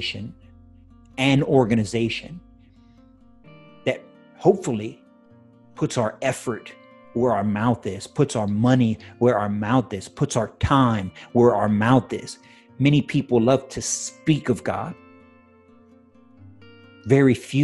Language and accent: English; United States; I'm an American citizen